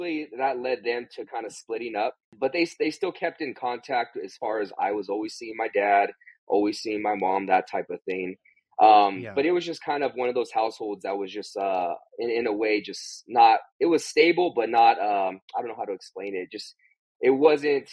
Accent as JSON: {"language": "English", "town": "San Bernardino", "region": "California", "country": "United States", "tie": "born or raised there", "also_born_or_lived": "Riverside County, California", "said": "I grew up in Southern California, the Inland Empire. I was born in San Bernardino, California"}